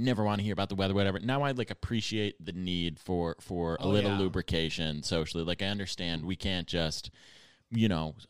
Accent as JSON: {"language": "English", "town": "Buffalo", "region": "New York", "country": "United States", "also_born_or_lived": "Los Angeles", "moved": "yes", "said": "One time, I went to Buffalo, which is where I'm from"}